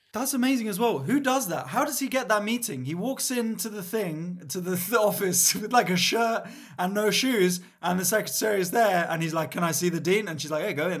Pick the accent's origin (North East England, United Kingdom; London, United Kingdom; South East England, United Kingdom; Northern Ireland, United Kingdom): London, United Kingdom; I grew, I grew up in Mill Hill, so I was the o, opposite side, Northwest